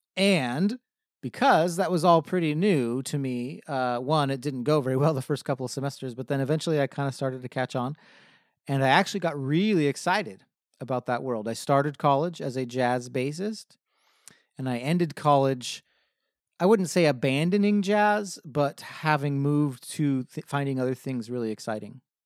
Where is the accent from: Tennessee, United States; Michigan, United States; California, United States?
California, United States; Hemet; now in San Diego, United States; I grew up in Hemet, California, which is about a hundred miles north of here in Riverside County